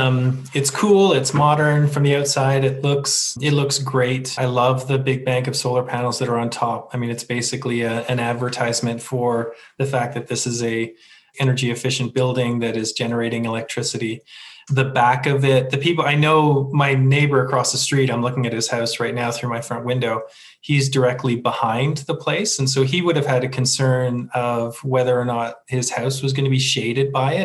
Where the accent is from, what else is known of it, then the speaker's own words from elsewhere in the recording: Canada; And, you know, as a Canadian, there's nothing better than walking your dog past the rink